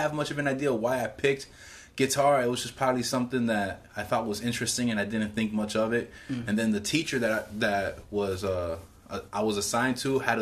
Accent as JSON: {"language": "English", "town": "Hialeah", "region": "Florida", "country": "United States", "tie": "born or raised there", "said": "growing up in Hialeah, which is like a rough neighborhood back in that day"}